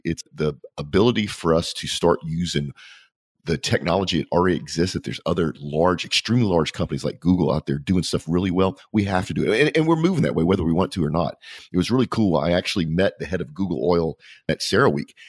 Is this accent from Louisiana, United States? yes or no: yes; Louisiana, United States; I'm from Louisiana